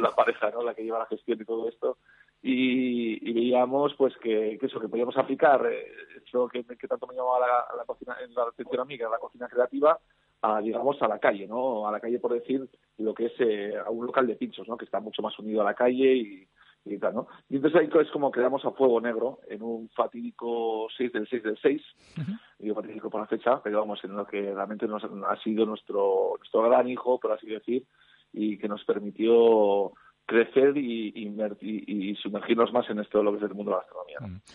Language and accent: Spanish; Campezo, Basque Country, Spain; moved away as an adult; also born or lived in San Sebastián; soy un patatero, un alavés